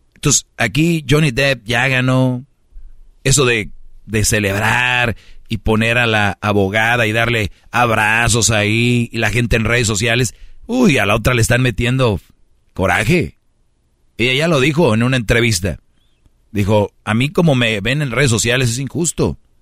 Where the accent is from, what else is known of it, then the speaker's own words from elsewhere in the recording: Monterrey, Nuevo León, Mexico; Te lo digo como buen regio